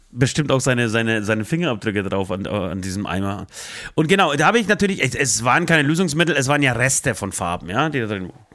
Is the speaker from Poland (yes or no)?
yes; Poland; now in Germany; ich komme aus, aus Polen, aus einem streng katholischen äh, Land